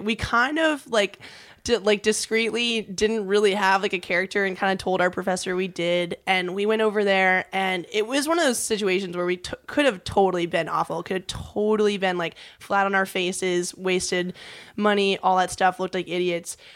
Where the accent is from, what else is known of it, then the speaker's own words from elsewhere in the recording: Huntington Beach, California, United States; when I was just a little kid growing up in Huntington